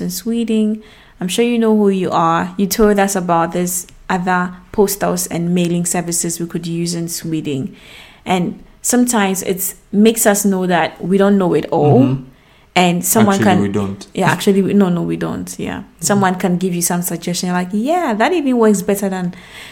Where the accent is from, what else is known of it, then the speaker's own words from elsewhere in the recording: Ghana; moved away; we are outside of Ghana. We are not in our home country.